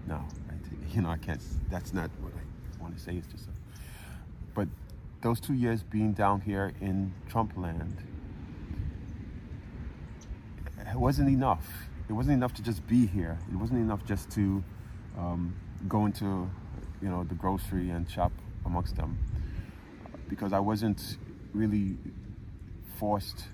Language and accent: English; New York City, New York, United States; moved away as an adult; now in Florida, United States; I come down from New York to Florida, and half of the people I meet are New Yorkers of the type that I grew up